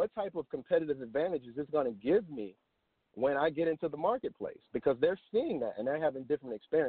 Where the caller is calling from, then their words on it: Dallas, Texas, United States; Hey, good morning, Montoya. … I'm calling from Dallas, Texas.